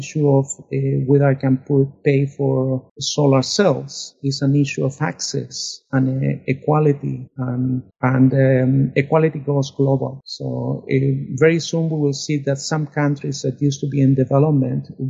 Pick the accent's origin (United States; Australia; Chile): Chile; moved away; born back in Chile under a dictatorship